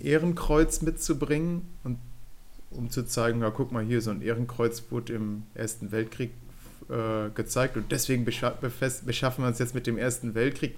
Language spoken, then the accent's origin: German; Germany; accent: Rhineland (rheinländisch); unseren rheinländischen ähm, jetzt müssen wir nochmal helfen. Akzent